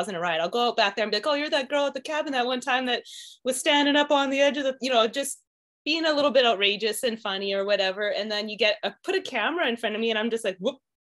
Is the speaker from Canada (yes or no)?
yes; Saskatchewan, Canada; moved away as an adult; the way I grew up in Saskatchewan